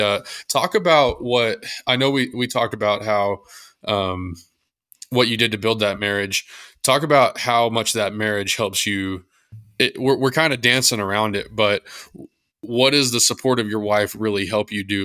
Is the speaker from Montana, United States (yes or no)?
no; Texas, United States; I'm from Texas